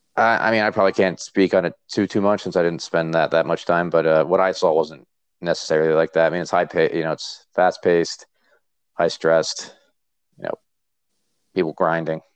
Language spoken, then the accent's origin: English; Point Pleasant, New Jersey, United States; moved away as an adult; also born or lived in Virginia; now in upstate New York, United States; I'm born and raised in Point Pleasant, New Jersey.